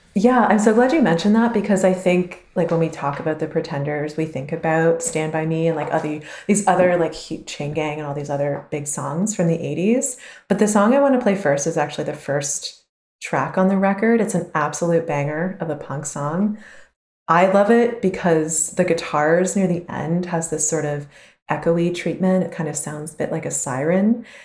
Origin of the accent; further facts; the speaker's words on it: Canada; as a Canadian